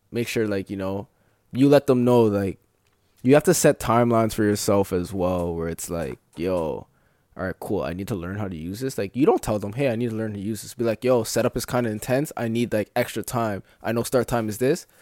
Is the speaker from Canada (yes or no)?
yes; Brampton, Ontario, Canada; I'm from Brampton